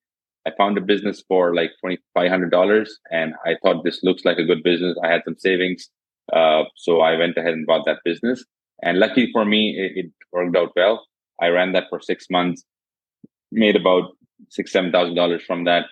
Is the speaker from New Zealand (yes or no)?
no; India; also born or lived in Jodhpur, Rajasthan; I'm from India. I'm based in a city called Jodhpur in India